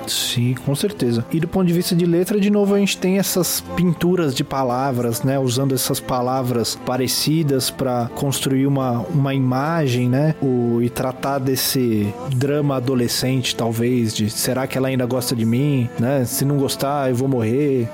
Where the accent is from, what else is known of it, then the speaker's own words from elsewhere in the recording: Brazil; aqui no Brasil